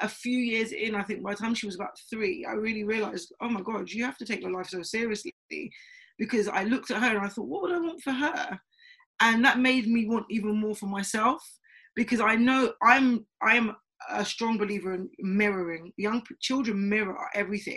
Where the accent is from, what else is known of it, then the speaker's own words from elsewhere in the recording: London, United Kingdom; I'm from Tottenham originally